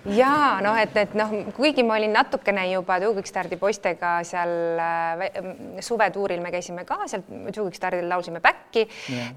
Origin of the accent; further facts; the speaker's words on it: Väike-Maarja, Lääne-Viru County, Estonia; also born or lived in Haapsalu / Tamsalu; nad kolisid ja äh, Tammsalusse ja sealt edasi Väike-Maarjasse, kust on siis äh, kõige suurem osa minu mälestusi mm -hmm. ja mhm. ja minu selline lapsepõlve mängumaa ja Väike-Maarja gümnaasiumi ma olen lõpetanud